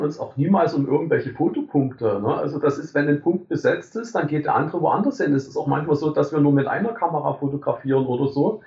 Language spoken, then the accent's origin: German; Germany; ich bin an der DDR groß geworden